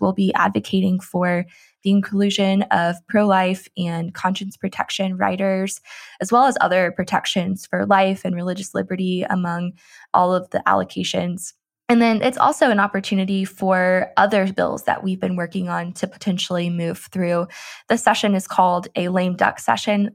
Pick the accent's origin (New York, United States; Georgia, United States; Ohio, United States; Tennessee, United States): Tennessee, United States; I grew up in Tennessee, and we always had S E C football